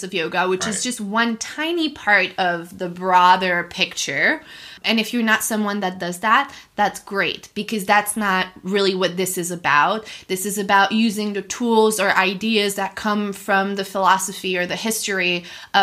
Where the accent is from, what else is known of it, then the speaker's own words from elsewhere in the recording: Montreal, Quebec, Canada; moved away as an adult; also born or lived in Reading, Pennsylvania; now in Ocean City, United States; I am initially from Montreal.